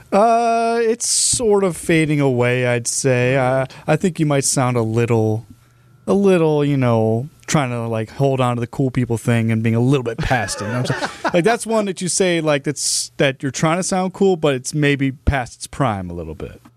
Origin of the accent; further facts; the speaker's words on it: Cleveland, Ohio, United States; moved away as an adult; now in Milwaukee, United States; I'm not actually from Milwaukee, Milwaukee initially. I'm from the Cleveland area